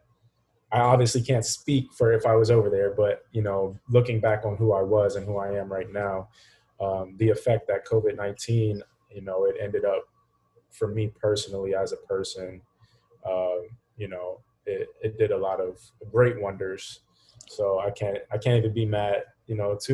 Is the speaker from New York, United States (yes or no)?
no; Hagerstown, Maryland, United States; moved away as an adult; now in Florida, United States; back here in the States, from Hagerstown, Maryland